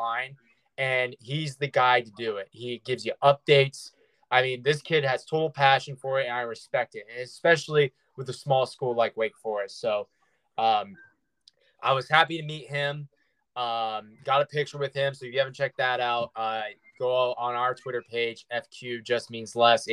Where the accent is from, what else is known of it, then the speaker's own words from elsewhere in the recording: Winston-Salem, North Carolina, United States; I'm from Winston